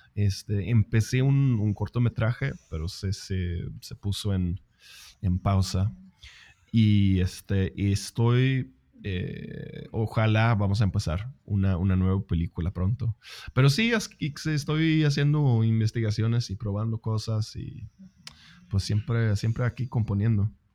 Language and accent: Spanish; Sweden; yo soy sueco, no soy inglés